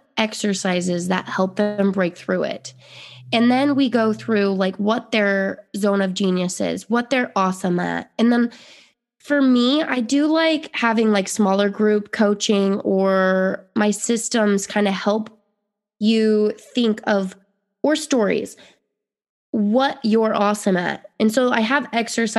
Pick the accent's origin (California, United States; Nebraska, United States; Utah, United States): Utah, United States; moved away; I grew up in Utah